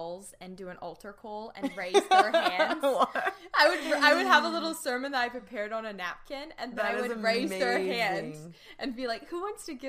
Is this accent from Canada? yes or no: no; New Zealand; moved away as an adult; now in Los Angeles, United States; I am a public speaker, but you're going to quickly detect an accent because I am from New Zealand. So I grew up on a farm there. We had horses and sheep and cows. It was so much fun. But I moved to LA 2.5 years ago